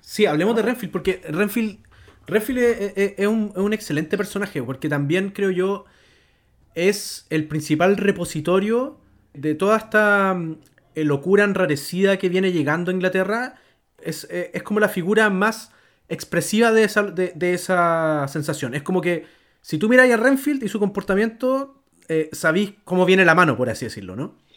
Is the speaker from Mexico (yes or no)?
no; Chile; como chileno